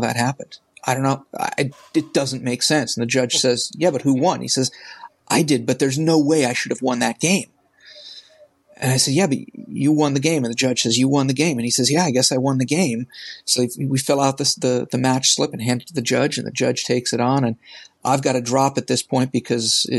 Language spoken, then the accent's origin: English; New England, United States; I grew up in New England